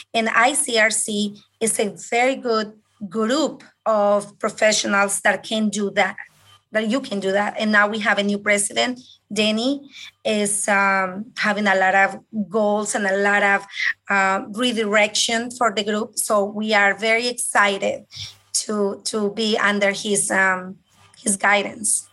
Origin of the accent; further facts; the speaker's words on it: Colombia; English is a second language; moved away as an adult; also born or lived in Bogota, Colombia / Illinois, United States; now in United States; I am originally from Colombia, South America and I came here back in 1999